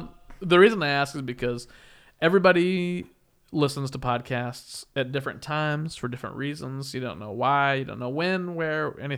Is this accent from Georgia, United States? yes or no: no; Wichita, Kansas, United States; And I'm from Wichita, Kansas, which is also different.